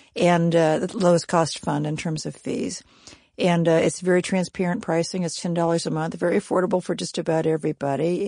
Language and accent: English; Kansas, United States; moved away; I'm from Kansas originally